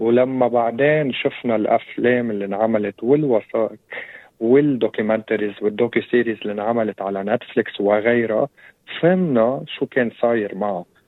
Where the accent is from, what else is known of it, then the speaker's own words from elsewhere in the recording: Lebanon; نحن هون عندنا بلبنان 18 طائفه